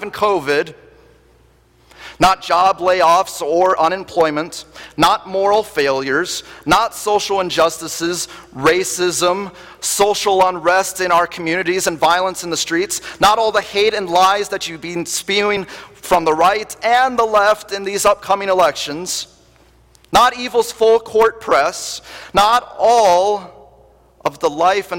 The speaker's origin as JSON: {"language": "English", "region": "Wisconsin", "country": "United States", "tie": "born or raised there", "moved": "yes", "said": "being born and raised in Wisconsin"}